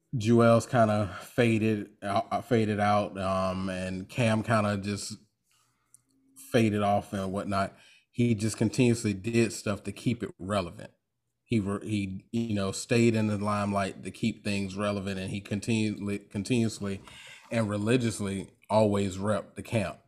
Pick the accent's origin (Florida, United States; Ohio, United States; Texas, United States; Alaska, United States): Florida, United States; Jacksonville; I'm from Duval County